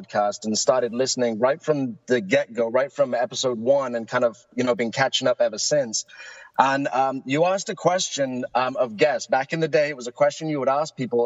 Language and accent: English; United Kingdom; now in Egg Harbor, United States; my voice gives it away that I'm not originally from South Jersey. I'm originally from the UK